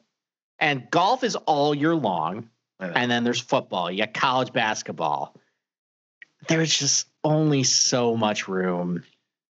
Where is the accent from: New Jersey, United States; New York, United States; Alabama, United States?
New York, United States; Rochester; I grew up in Rochester, New York.